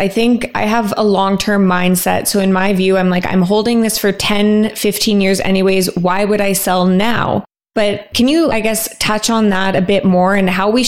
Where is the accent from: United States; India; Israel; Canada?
Canada; I'm from Canada, so Canada.